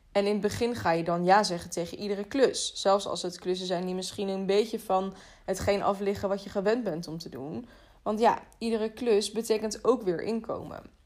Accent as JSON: {"language": "Dutch", "town": "The Hague", "region": "South Holland", "country": "Netherlands", "said": "in Den Haag, waar ik vandaan kom"}